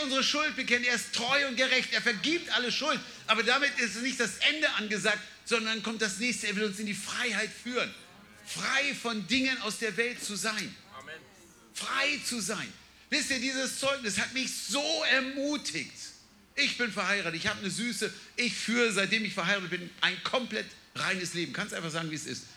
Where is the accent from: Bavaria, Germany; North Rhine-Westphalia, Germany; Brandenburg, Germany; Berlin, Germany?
Berlin, Germany; ich komme ja aus, der, aus dem Headquarter von Atheisten und unfreundlichen Menschen aus Berlin.